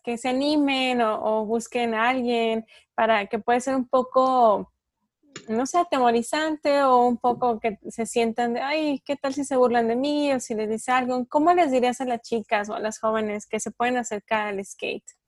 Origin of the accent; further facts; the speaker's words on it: Durango, Mexico; aquí en Durango, bueno, yo soy de Durango del norte de México